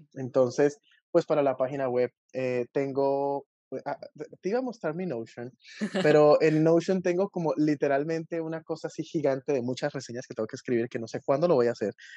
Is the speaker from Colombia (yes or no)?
yes; Colombia; yo soy de Colombia